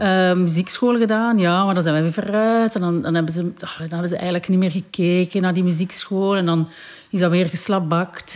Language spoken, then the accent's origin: Dutch; Belgium; Ik ben geboren in België en mijn vader is Congolees. Mijn moeder is Belgisch